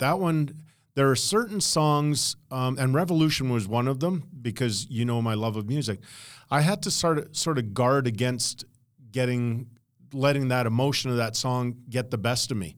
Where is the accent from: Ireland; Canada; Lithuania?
Canada; Edmonton, Alberta; also born or lived in Los Angeles / Medicine Hat; now in Calgary, Canada; growing up in Edmonton, and I wanted to be a park warden.